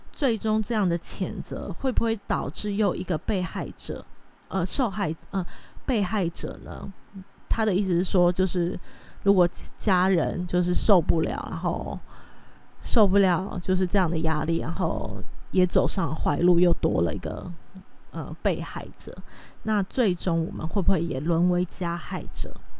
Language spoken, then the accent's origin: Chinese; Taiwan; 如果还在台湾的话，其实日式教育会对，呃， 是一直到我这一代都可能还是会有稍微的接触